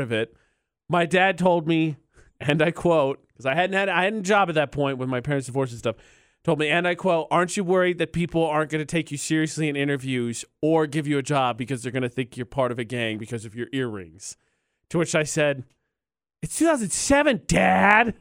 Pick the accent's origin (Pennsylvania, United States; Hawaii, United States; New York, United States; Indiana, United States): Indiana, United States; moved away; I'm from Indiana